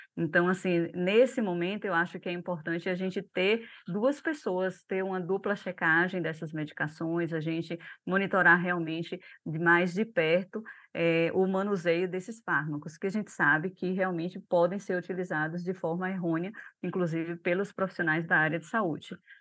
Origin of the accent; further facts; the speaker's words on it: Brazil; Nós, enquanto brasileiros